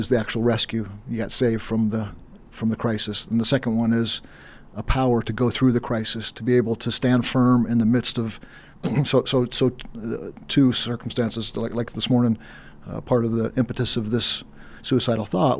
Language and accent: English; East Texas, United States; I grew up in East Texas, in the late 70s, early 80s